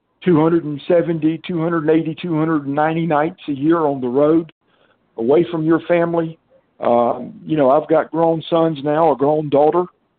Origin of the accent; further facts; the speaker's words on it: the South, United States; But I grew up in the South. I've been here all my life